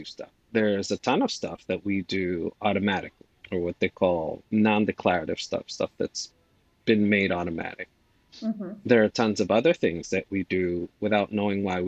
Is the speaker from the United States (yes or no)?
no; Dominican Republic; moved away; I am an immigrant from the Dominican Republic